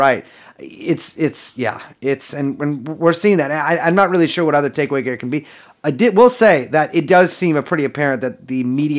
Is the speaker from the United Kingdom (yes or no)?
yes; Scotland, United Kingdom; I voted for the Scottish National. I'm a Scottish citizen.